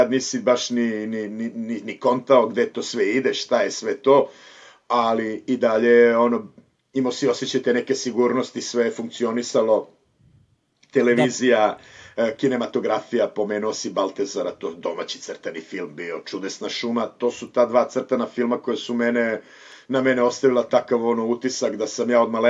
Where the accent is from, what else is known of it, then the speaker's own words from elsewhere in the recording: Kladovo, Bor District, Serbia; moved away as an adult; also born or lived in Bucharest, Romania / Timișoara, Romania / Berlin, Germany; now in Barcelona, Spain; meni je ono celo to odrastanje u Kladovu detinstvo vezano za Dunav.